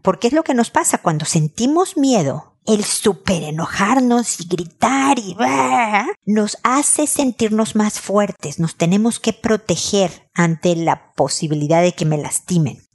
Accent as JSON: {"language": "Spanish", "country": "Mexico", "also_born_or_lived": "United States", "moved": "as an adult", "lives_now": "Chile", "said": "yo estoy en Chile siendo mexicana"}